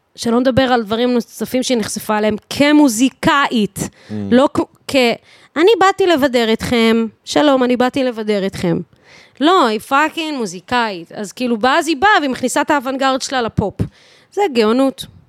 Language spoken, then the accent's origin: Hebrew; Bat Yam, Tel Aviv District, Israel; אני מבת ים